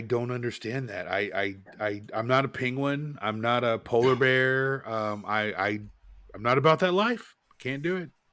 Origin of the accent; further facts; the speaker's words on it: Portland, United States; now in Charlotte, United States; I grew up in Portland and it was rainy